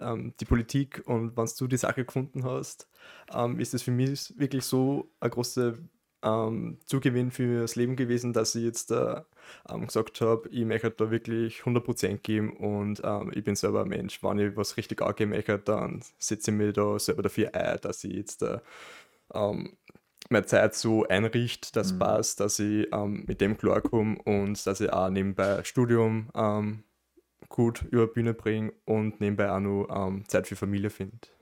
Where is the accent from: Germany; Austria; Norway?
Austria; Amstetten, Lower Austria; now in Linz, Austria